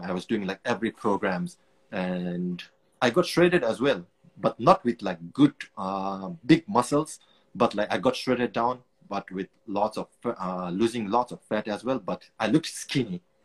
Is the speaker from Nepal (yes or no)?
yes; Nepal; moved away as an adult; also born or lived in Singapore / Afghanistan; now in United Kingdom; Originally, I'm from Nepal.